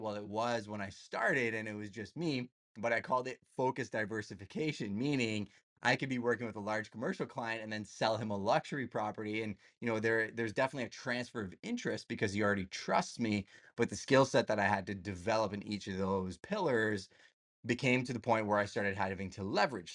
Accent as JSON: {"language": "English", "country": "Canada", "said": "I'm Canadian"}